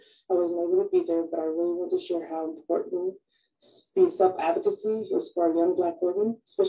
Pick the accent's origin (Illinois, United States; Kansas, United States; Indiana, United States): Kansas, United States; moved away as an adult; now in San Diego, United States; Currently right now I'm a social worker at a hospital here in San Diego, California. I'm originally from Kansas, but I've been in San Diego for about 4 years now.